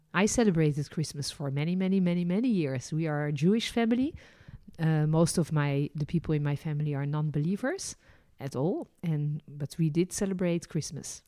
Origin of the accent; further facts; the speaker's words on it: Netherlands; also born or lived in France; now in Israel; I was born in Holland